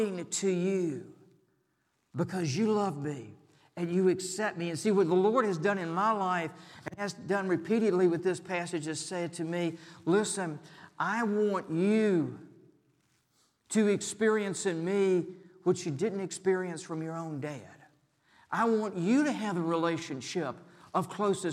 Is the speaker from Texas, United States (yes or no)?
no; Richmond, Virginia, United States; my hometown was Richmond